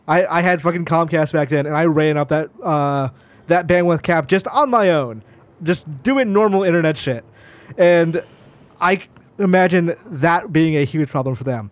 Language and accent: English; Georgia, United States; moved away; also born or lived in Tennessee; I was born in Tennessee, I lived in Georgia